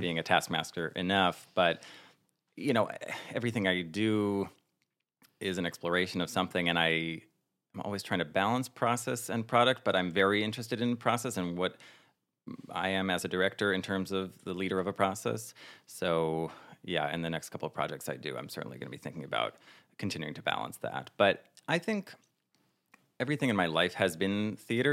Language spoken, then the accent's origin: English; northern New Jersey, United States; moved away as an adult; also born or lived in Plano, Texas; now in New York, United States; I was born in Plano, Texas, and I didn't grow up there. I grew up in New Jersey, northern New Jersey, and then I've been in New York for ten years